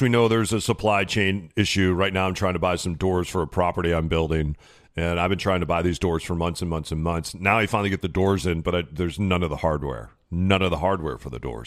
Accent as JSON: {"language": "English", "region": "Midwest", "country": "United States", "tie": "born or raised there", "said": "Growing up in the Midwest, uh, you know, my grandma was what they would call a secretary then"}